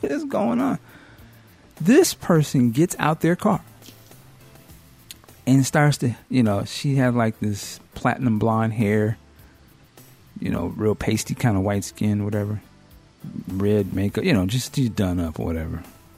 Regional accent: Seattle, Washington, United States; it just randomly that he was from Seattle, too.

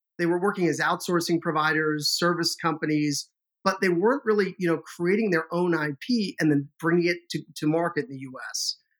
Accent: Boston, Massachusetts, United States; also born or lived in London / Madrid, Spain; we immigrated from the United Kingdom to Boston when I was about 4 years old. And yeah, he was a tech guy. So I kind of grew up in the tech scene in Boston in the 80s and 90s

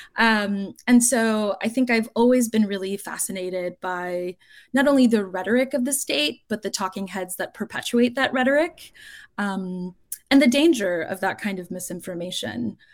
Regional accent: South Florida, United States; the daughter of Cuban exiles growing up in South Florida

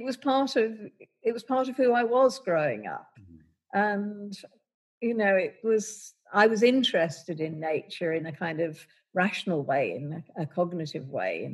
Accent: London, United Kingdom; I grew up in London

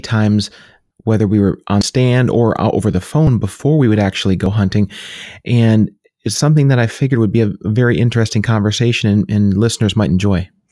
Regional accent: New York, United States; now in Pennsylvania, United States; My wife and I were both born there.

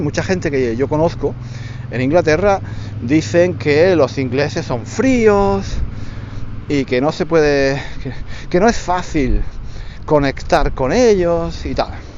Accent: Granada, Andalusia, Spain; moved away as an adult; now in London, United Kingdom; nací en España, nací en el sur de España, en Granada. Soy de Granada

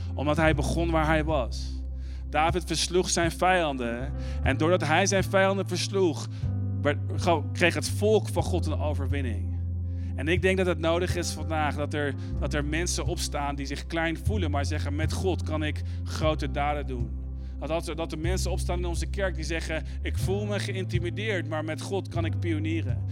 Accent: Arnhem, Gelderland, Netherlands; moved away; also born or lived in Amsterdam; Ik ben opgegroeid in Arnhem

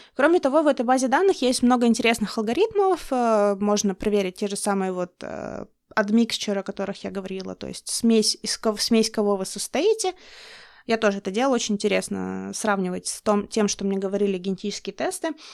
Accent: Russian Far East, Russia; moved away; я, как человек из Дальнего Востока

